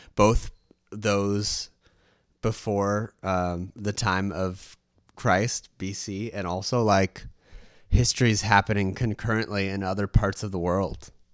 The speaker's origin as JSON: {"language": "English", "country": "United States", "said": "me being American"}